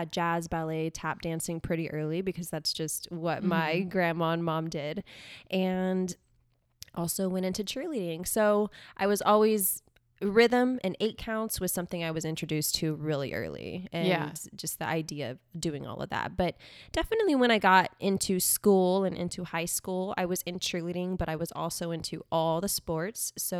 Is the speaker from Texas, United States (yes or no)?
yes; Corpus Christi, Texas, United States; I was born and raised in Corpus Christi. Okay. So that's where … is from.